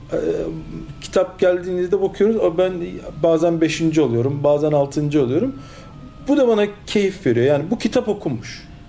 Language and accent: Turkish; Istanbul, Turkey; also born or lived in Cologne, Germany; 1971 Köln Almanya doğumluyum. 6 yaşına kadar Almanya'da kaldım. Ondan sonra Türkiye'ye geldim. İlk öğretim, orta öğretim İstanbul'da tamamladım.